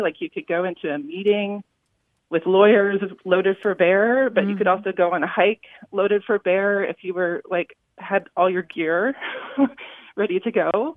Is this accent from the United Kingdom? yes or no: no; California, United States; I was raised in California